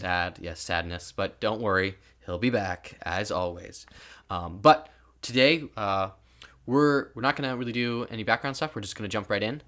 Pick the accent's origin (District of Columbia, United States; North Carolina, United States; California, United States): California, United States; moved away; originally we're from California